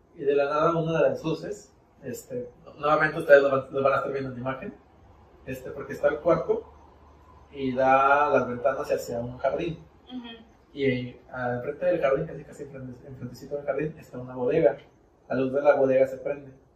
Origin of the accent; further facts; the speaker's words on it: Mexico; como buen mexicano